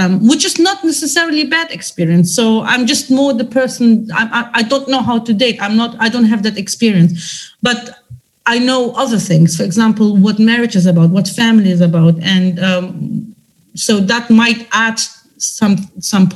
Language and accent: English; Germany; I come from a different culture. Although I was raised in Germany